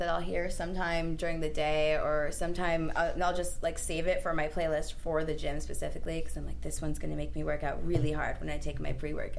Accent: Southwest, United States; I'm from the Southwest

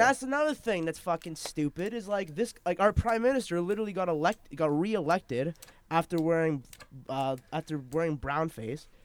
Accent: Canada; just so that I go to China once in a while does not mean I'm not a Canadian

